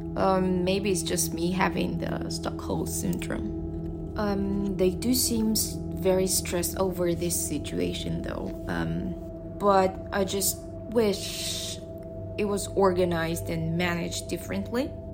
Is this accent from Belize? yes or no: no; Russia; moved away as an adult; now in Shanghai, China; I'm from Russia. I moved to China eight years ago.